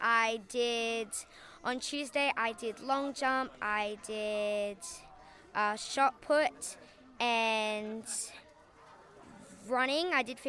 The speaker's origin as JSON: {"language": "English", "town": "Perth", "region": "Western Australia", "country": "Australia", "said": "I'm from Perth."}